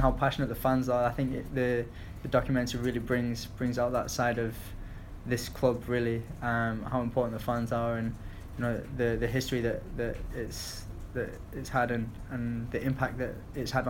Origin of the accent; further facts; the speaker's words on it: Bolton, North West England, United Kingdom; also born or lived in Stoke-on-Trent; I was born there. I grew up in Bolton